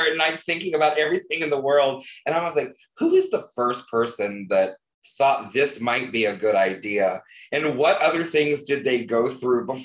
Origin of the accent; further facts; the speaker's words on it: the South, United States; I am from the South, of course.